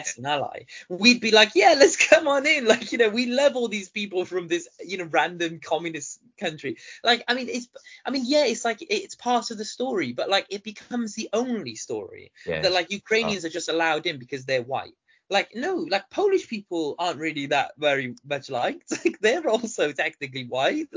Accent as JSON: {"language": "English", "town": "Baghdad", "region": "Baghdad Governorate", "country": "Iraq", "tie": "born or raised there", "moved": "yes", "said": "I was born in Baghdad"}